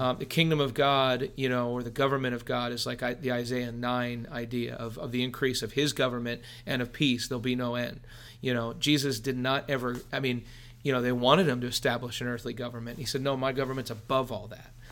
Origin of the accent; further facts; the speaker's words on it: Philadelphia, Pennsylvania, United States; we're from Philadelphia